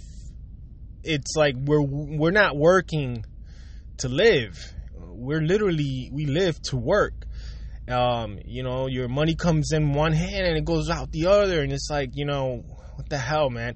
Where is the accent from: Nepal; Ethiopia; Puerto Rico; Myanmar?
Puerto Rico; growing up, I grew up in Puerto Rico